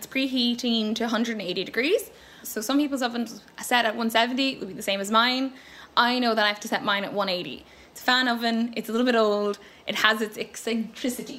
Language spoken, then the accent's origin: English; United States; now in Carrickmacross, Ireland; I grew up in America